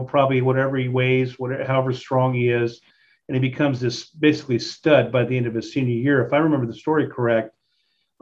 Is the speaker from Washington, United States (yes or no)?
yes; Spokane, Washington, United States; now in Western Washington, United States; I grew up in Spokane